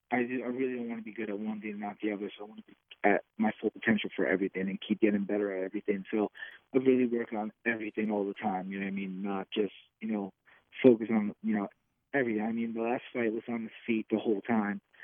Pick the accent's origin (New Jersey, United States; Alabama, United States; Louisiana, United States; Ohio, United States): New Jersey, United States; make my state proud, make my, you know, my hometown proud